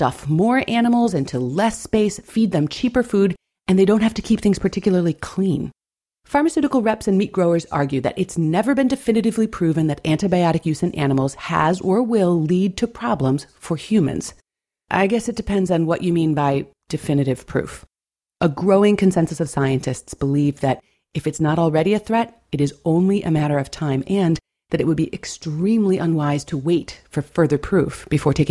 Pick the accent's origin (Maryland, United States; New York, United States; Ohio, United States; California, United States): New York, United States; Buffalo; my hometown of Buffalo, New York